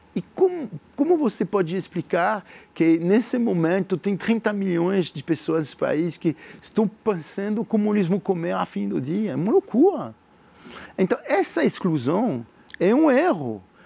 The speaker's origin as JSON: {"language": "Portuguese", "country": "France", "second_language": "Portuguese", "moved": "as an adult", "lives_now": "Brazil", "said": "como um empreendedor francês como eu, que tive tudo lá em França"}